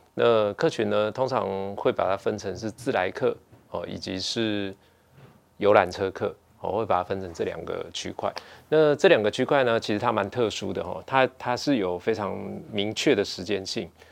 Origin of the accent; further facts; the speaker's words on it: Taiwan; 我们台湾人